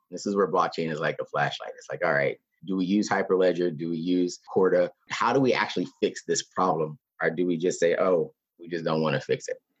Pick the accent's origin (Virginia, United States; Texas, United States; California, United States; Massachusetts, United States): Texas, United States; an American from Texas